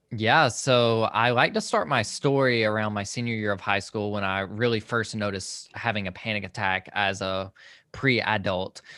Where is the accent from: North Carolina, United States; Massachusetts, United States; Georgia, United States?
Georgia, United States; Social Circle; I am from Social Circle, Georgia, which is, like, a very, very tiny town, about a hour east of Atlanta